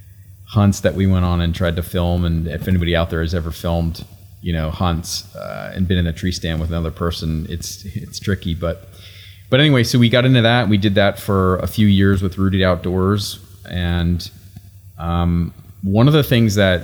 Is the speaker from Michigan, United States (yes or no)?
no; Pennsylvania, United States; moved away as an adult; also born or lived in Florida / McKinney, Texas; now in Texas, United States; I was born and raised in Pennsylvania.